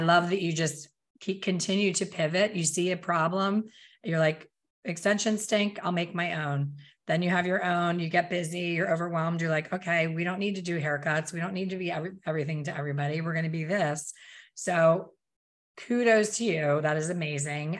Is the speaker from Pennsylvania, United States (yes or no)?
yes; Pennsylvania, United States; moved away; I'm from Pennsylvania, I don't live there now